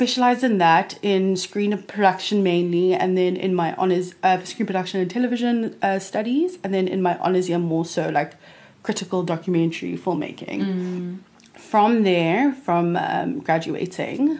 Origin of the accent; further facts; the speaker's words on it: Cape Town, Western Cape, South Africa; born and bred in Cape Town, Mother City